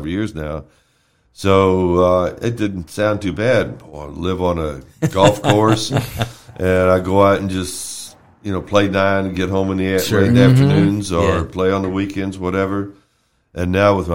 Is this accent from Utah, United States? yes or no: no; Louisville, Kentucky, United States; moved away as an adult; also born or lived in New York / Versailles, Kentucky; now in Marion County, United States; I was born and raised in Louisville.